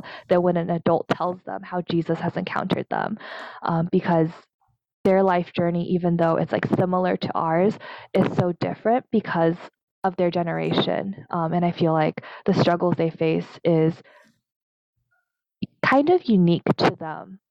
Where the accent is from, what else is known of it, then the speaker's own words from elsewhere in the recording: United States; also born or lived in Taiwan (ancestry); as an American-born Taiwanese